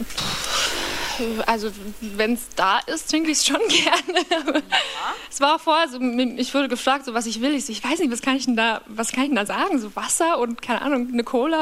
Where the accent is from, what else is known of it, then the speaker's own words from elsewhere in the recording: Upper Palatinate, Bavaria, Germany; now in Berlin, Germany; Aus einem sehr, sehr, sehr, sehr, sehr, sehr, sehr, sehr kleinen Dorf, ähm, in der Oberpfalz kam, heißt es. Ähm, und das Dorf, wo ich aufgewachsen bin, heißt Kamünza.